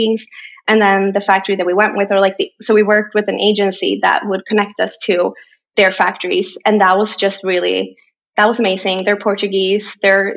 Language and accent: English; Borås, Västra Götaland, Sweden; English is a second language; now in Stockholm, Sweden; So 4 hours away on the other side of Sweden is my hometown, Borås, a very tiny town.